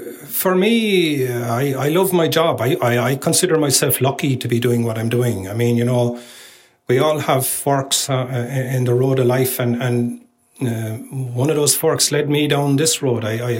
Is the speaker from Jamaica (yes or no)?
no; Ireland; The rest is bad luck, which hopefully, being Irish, I won't get too much of that on me, you know.